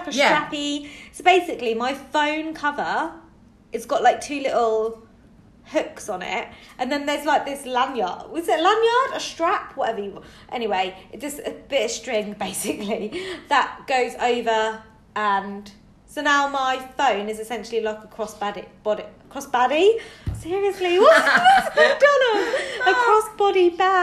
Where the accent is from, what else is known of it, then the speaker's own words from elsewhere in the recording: United Kingdom; now in Ireland; I'm that Brit abroad. And now I'm living abroad